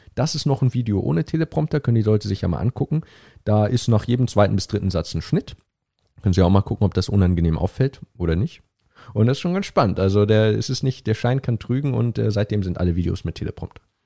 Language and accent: German; Hamburg, Germany; moved away as an adult; also born or lived in Cambridge; ich bin in Hamburg geboren, aufgewachsen, habe dann vier Jahre lang in Hamburg